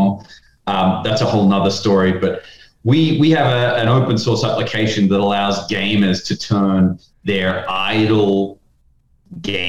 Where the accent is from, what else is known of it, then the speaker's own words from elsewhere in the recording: Australia; moved away as an adult; now in United States; You can tell by the accent, not from the States, John. I'm originally from Australia.